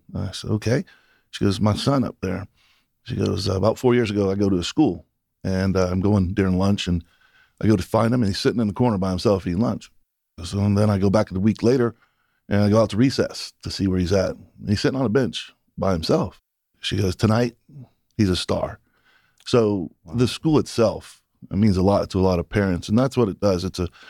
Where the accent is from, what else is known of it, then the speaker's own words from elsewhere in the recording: Daytona, Florida, United States; now in Michigan, United States; And I'm originally from Daytona. So family and friends and colleagues are from South Georgia and the Georgia area.